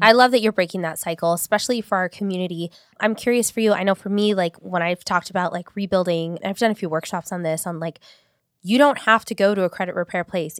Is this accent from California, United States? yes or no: yes; Long Beach, California, United States; also born or lived in Paramount; I grew up in North Long Beach